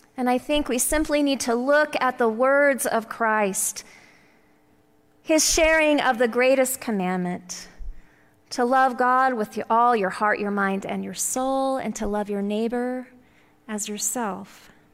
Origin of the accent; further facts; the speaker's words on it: Texas, United States; growing up in the Bible Belt of Texas